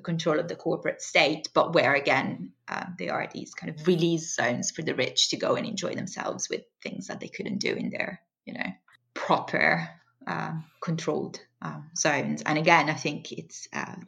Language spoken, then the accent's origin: English; Italy; moved away; I'm from Italy originally